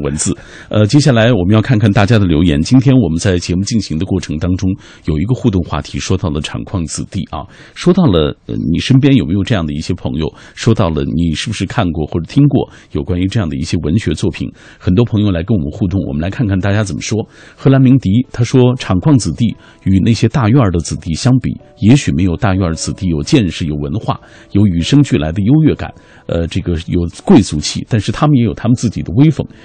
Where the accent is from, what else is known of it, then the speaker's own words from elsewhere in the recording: Xinjiang, China; moved away; 我的故乡在遥远的新疆